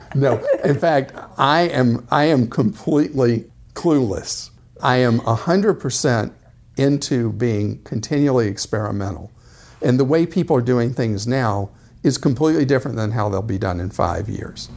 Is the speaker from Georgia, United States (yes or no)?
yes; Atlanta, Georgia, United States; born or raised there